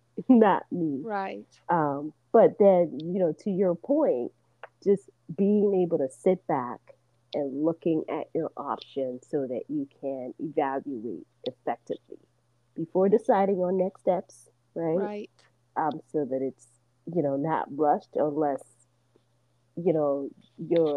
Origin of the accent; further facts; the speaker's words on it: Nigeria; moved away; I'm originally from Nigeria